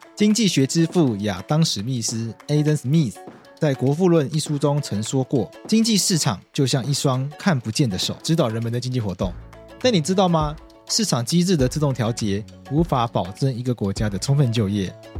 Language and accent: Chinese; Taipei, Taiwan; 我这个就是在台北长大的东部人